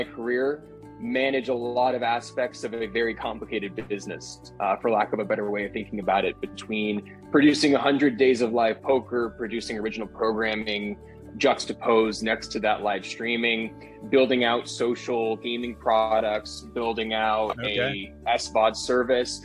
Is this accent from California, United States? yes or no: yes; San Diego, California, United States; moved away as an adult; also born or lived in Poway, California; now in Las Vegas, United States; born and raised in San Diego